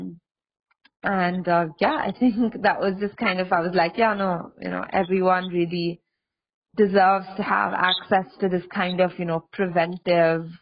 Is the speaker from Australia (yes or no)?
yes; Australia; I grew up in Australia